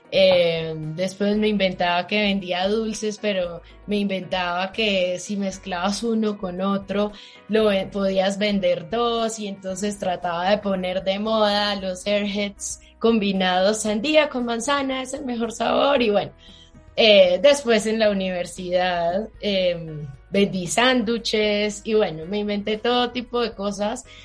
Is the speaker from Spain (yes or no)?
no; Manizales, Caldas, Colombia; moved away as an adult; now in Bogotá, Colombia; no soy de Bogotá, soy de Manizales